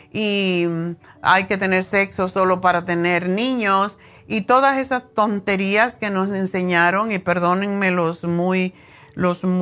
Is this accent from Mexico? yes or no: no; Cuba; moved away; Y estaban en eso cuando yo me fui de Cuba hace 100 años.